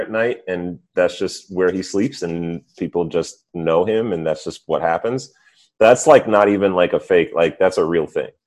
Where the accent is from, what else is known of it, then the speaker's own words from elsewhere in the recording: suburbs of New York City, United States; also born or lived in Missouri; I grew up mostly in the suburbs of New York City